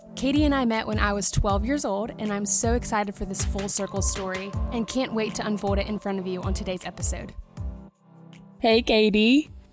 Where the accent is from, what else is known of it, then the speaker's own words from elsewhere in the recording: South Carolina, United States; I grew up in South Carolina